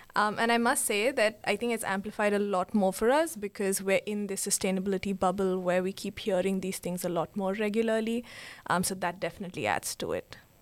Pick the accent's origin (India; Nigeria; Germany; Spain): India; Bangalore, Karnataka; now in Sri Lanka; I'm from Bangalore, India, and I'm now based in Sri Lanka.